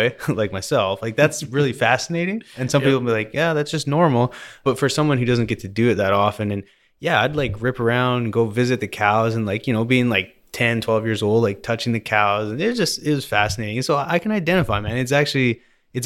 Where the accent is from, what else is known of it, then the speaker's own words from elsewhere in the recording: Vernon, British Columbia, Canada; I grew up in Vernon, BC, which is basically lake country, they call it.